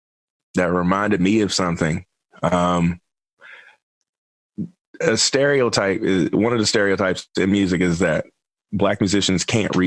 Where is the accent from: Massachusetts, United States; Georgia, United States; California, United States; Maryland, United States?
Maryland, United States; Baltimore; moved away as an adult; now in New York, United States; I'm from Baltimore.